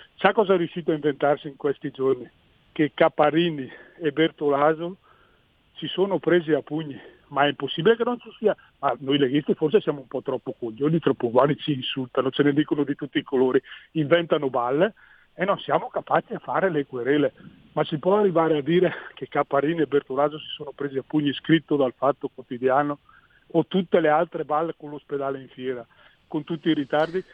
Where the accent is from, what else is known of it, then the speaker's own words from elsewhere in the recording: Brescia, Lombardy, Italy; sono lombardo e bresciano